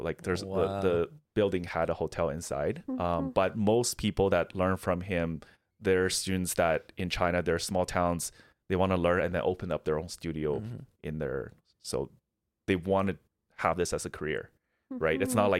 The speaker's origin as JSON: {"language": "English", "country": "Canada", "said": "But because he knows I'm Canadian, he's just complimenting me the entire"}